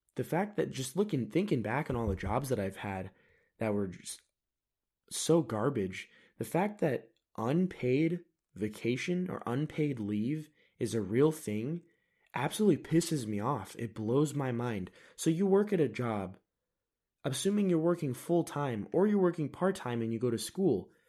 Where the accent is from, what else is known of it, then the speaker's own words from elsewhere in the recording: United States; I am an American